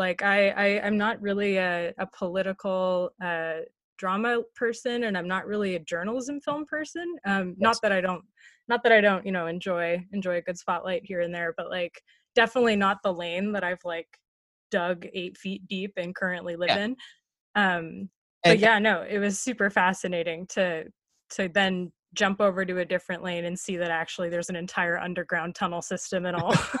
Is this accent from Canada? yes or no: yes; Canada; I feel like maybe this is an excuse, but like being Canadian